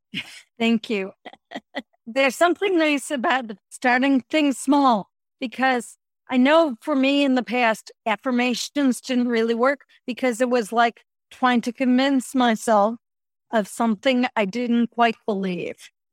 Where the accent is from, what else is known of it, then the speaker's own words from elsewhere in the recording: Chicago, Illinois, United States; moved away as an adult; I moved back to Chicago. This was in my early fifties